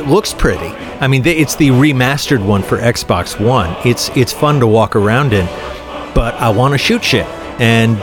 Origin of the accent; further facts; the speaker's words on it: Arizona, United States; We grew up in Arizona